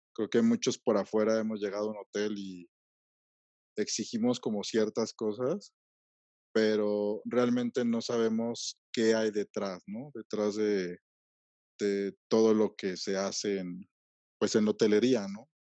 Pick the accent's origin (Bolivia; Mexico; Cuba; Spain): Mexico